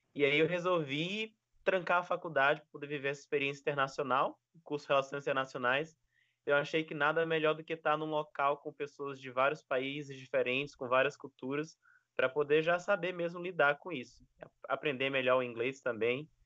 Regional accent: Maranhão, Brazil; also born or lived in Foz do Iguaçu; now in Gilwell Park, United Kingdom; eu sou do Maranhão

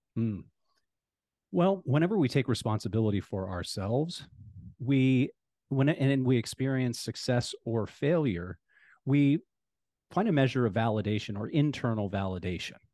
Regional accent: Ohio, United States; now in Phoenix, United States; Ohio, I'm from Ohio

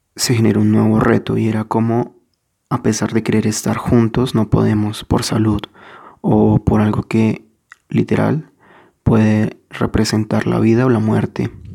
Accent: Colombia; si soy colombiano

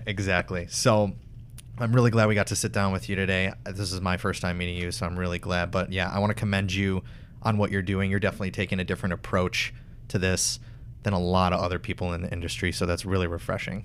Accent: Wisconsin, United States; I'm from Wisconsin

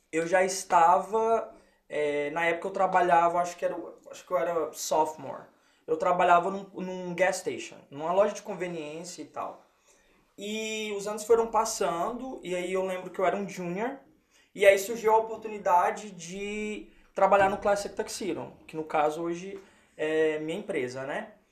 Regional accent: Lowell, Massachusetts, United States; Eu cresci em Low. Okay. De, entre meus 10 até a minha graduação é, 18, foi Low.

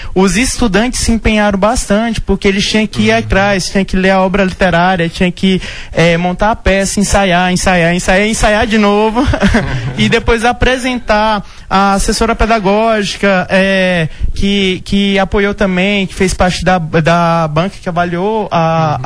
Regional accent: Tocantins, Brazil; moved away as an adult; now in Vila Rica, Brazil; eu sou do Tocantins

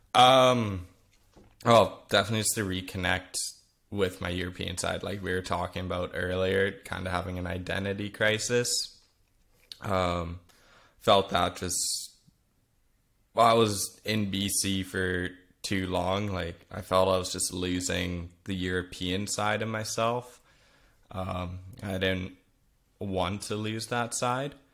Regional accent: Vernon, British Columbia, Canada; first language Flemish; English is a second language; being born in Vernon, B C, in Canada, um, I was raised there my whole life.

